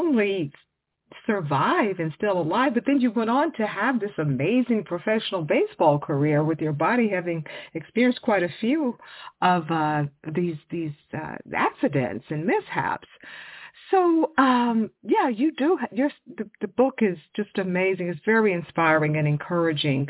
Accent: Houston, Texas, United States; I'm from Texas. I grew up in the Houston area

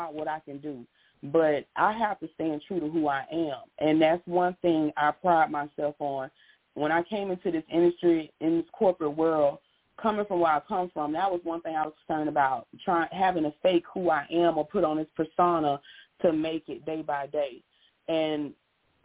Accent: Pensacola, Florida, United States; as a child, I'm from Pensacola, Florida. My parents used to drive us by Bayview Park along Scenic Highway.

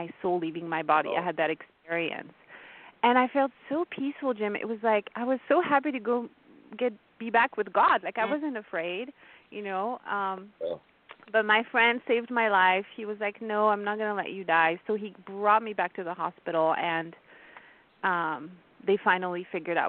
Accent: France; first language French; English is a second language; moved away; also born or lived in India; my native tongue is French. I was born and raised in France

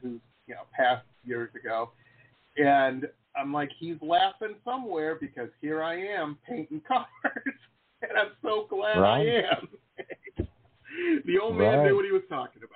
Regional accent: Detroit, Michigan, United States; We grew up in Detroit

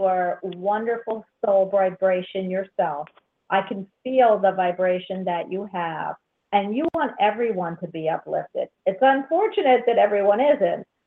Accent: Central Florida, United States; I'm from Central Florida

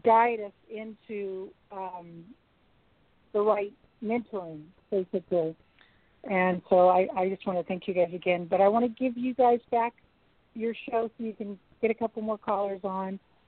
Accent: California, United States; now in Alaska, United States; I was born and raised in California.

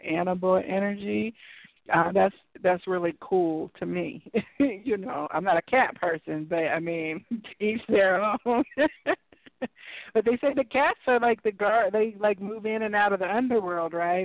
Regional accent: Midwest, United States; I grew up in the in the Midwest in like rural areas

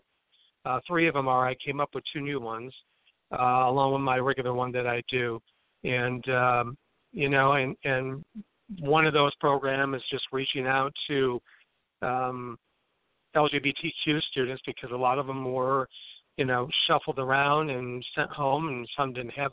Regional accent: Imlay City, Michigan, United States; I grew up in Emily City, Michigan, which is in, all the Michiganers hold their hand up, you know, like it's a mitt. So I was in the Thumb area.

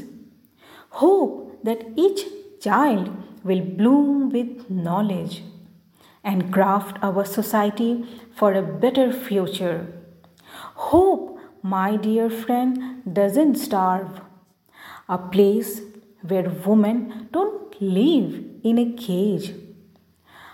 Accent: Margherita, Assam, India; as I am from India, so my accent is not like British or American English.

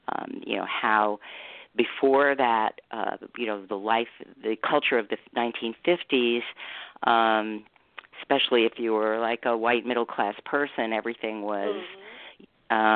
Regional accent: Manhattan, New York, United States; also born or lived in Los Angeles; It was we moved around a lot. I grew up in New York, Manhattan, which was kind of felt like the center of the universe.

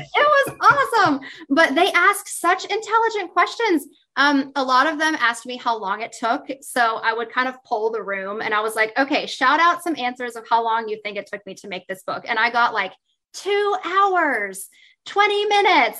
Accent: West Virginia, United States; I'm from West Virginia

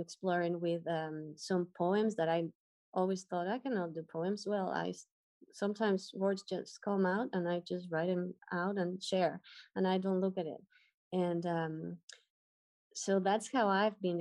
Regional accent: Ecuador; moved away as an adult; now in Dominican Republic; I am from Ecuador, and I just moved to the Dominican Republic a little bit over a month ago.

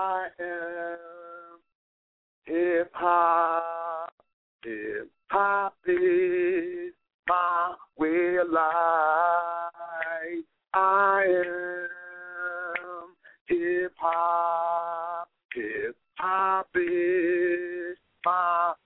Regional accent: Philadelphia, Pennsylvania, United States; now in Miami, United States; I'm originally from Philadelphia, but I live in Miami right now

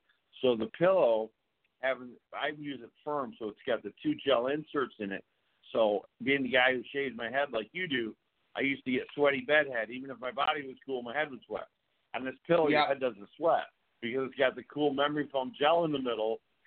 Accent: the North, United States; now in the South, United States; I'm from the North

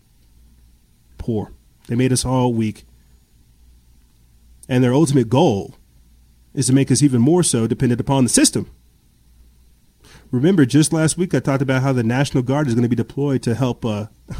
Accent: South Carolina, United States; moved away; I'm from South Carolina. I've got family out there.

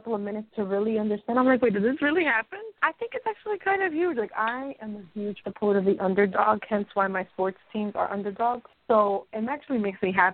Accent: New York, United States; first language Spanish; English is a second language; born and raised in New York. People keep telling me that I have an accent.

